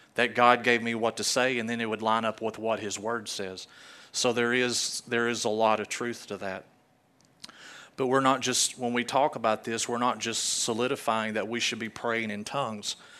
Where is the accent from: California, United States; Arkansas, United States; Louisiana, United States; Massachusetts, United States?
Arkansas, United States; I'm from Arkansas